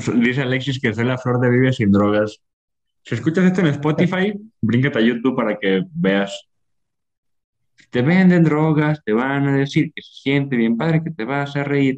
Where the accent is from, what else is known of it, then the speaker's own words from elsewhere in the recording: Ocotlán, Mexico; estoy en las calles de, Ocotlán, de donde soy